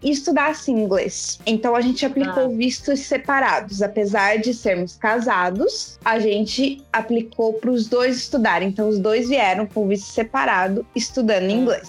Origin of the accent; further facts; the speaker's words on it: Curitiba, Paraná, Brazil; moved away as an adult; also born or lived in Florianópolis, Santa Catarina; Eu sou de Curitiba, mas eu morava em Floripa